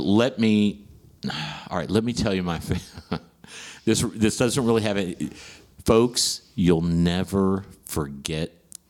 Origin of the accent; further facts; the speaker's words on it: West Virginia, United States; moved away as an adult; also born or lived in Houston, Texas; I'm from West Virginia.